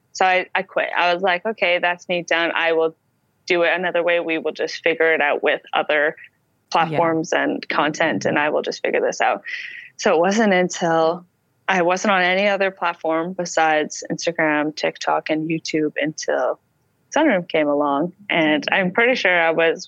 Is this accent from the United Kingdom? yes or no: no; Canada; I'm a Canadian.